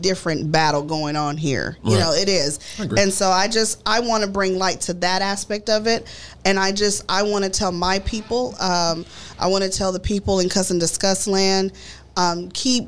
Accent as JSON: {"language": "English", "country": "United States", "tie": "born or raised there", "said": "As a Latina, you grow up being Mexican-American"}